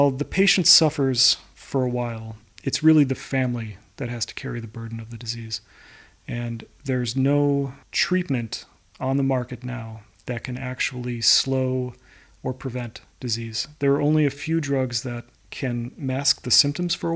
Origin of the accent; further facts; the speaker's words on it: Chicago, Illinois, United States; moved away as an adult; also born or lived in Stockholm; now in New York, United States; I am from Chicago, Illinois, in the United